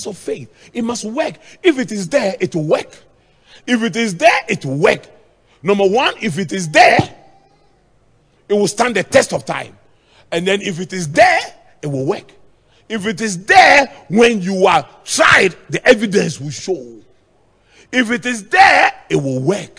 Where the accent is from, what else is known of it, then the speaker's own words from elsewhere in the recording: Akuapem, Eastern Region, Ghana; in my hometown, the Kwapims, our houses are very, very close.